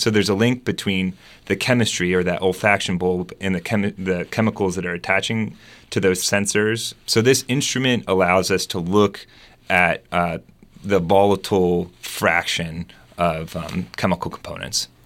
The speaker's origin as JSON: {"language": "English", "region": "Delaware", "country": "United States", "tie": "born or raised there", "also_born_or_lived": "West Coast / Germany", "moved": "yes", "lives_now": "Arkansas, United States", "said": "I'm not from Arkansas. I grew up in Delaware."}